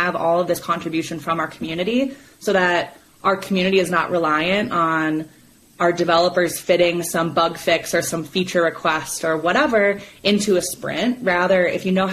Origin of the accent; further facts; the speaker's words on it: Minnesota, United States; now in Colorado, United States; I live in Colorado, and I'm from Minnesota